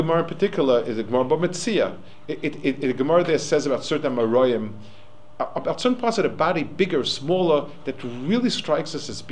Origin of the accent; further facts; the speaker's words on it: New York City, New York, United States; I also grew up in Manhattan, but probably the other end of it